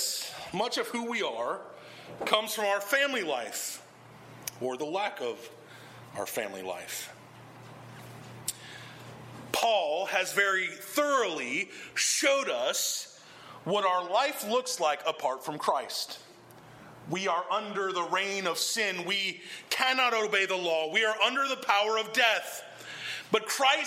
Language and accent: English; the South, United States; In the South, we have this expression